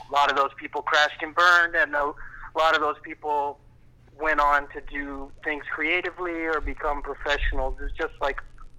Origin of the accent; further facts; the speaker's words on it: Chattanooga, Tennessee, United States; I'm from Chattanooga, Tennessee. Okay. And that's where I was born and grew up. It was kind of a collapsed steel town in the 70s.